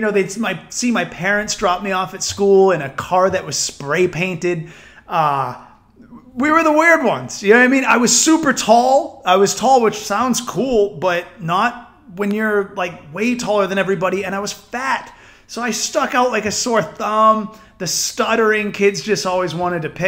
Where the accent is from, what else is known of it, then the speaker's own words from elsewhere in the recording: New Hampshire, United States; I grew up in New Hampshire